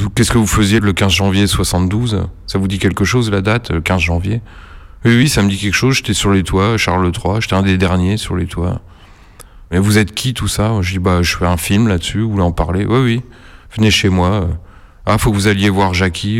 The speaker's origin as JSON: {"language": "French", "town": "Nancy", "region": "Grand Est", "country": "France", "tie": "born or raised there", "said": "j'ai grandi à Nancy"}